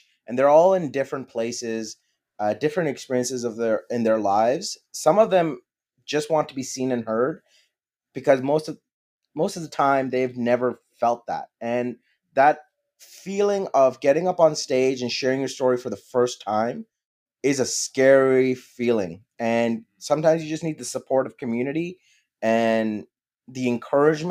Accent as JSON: {"language": "English", "country": "Pakistan", "second_language": "English", "moved": "yes", "said": "being a Pakistani immigrant"}